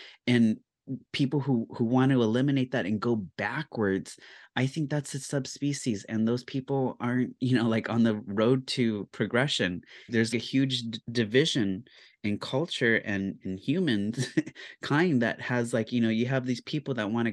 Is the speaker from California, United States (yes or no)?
yes; California, United States; growing up as a Californian